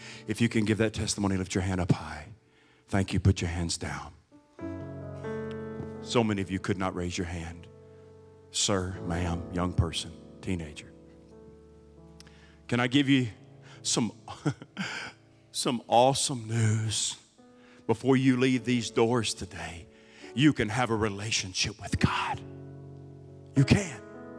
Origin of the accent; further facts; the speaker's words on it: United States; born there; Because I'm an American, and this is a Christian nation, which is debatable anymore. Because this is America, I was born in America.